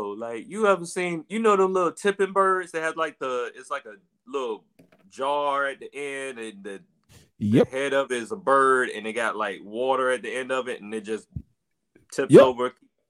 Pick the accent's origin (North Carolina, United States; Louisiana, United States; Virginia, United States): Virginia, United States; now in Atlanta, United States; I'm from Virginia.